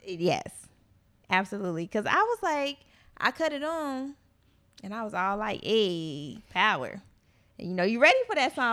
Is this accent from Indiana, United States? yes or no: yes; Gary, Indiana, United States; moved away; I'm from Gary